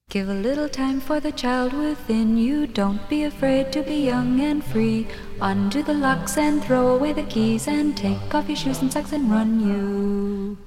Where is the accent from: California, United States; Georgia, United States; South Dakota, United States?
Georgia, United States; Atlanta; moved away; I'm from Atlanta